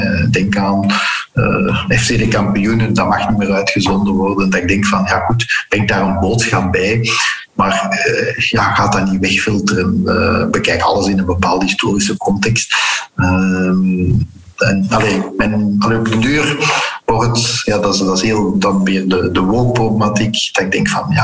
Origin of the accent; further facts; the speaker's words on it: Flanders, Belgium; Eh, Vlamingen zijn trouwens heel verdraagzaam. wij zijn als Vlamingen ook nooit imperialistisch geweest.